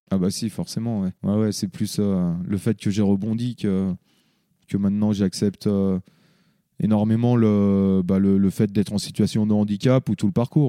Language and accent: French; Le Grand-Bornand, Auvergne-Rhône-Alpes, France; also born or lived in Annecy; je suis né euh, à Annecy, mais euh, j'ai toujours habité ici, au Grand Bornand. Donc, j'ai grandi ici